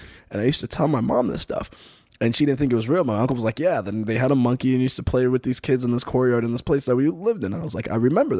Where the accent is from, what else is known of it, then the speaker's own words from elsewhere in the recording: Colorado, United States; So I grew up like right outside of Denver, and between Denver and Boulder was like a majority of where I grew up.